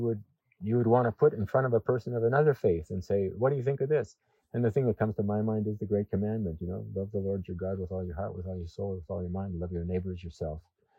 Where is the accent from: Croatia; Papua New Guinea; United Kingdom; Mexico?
Papua New Guinea; But I was born in Papua New Guinea and grew up with people who were some of the last people in the world to have contact with the outside world.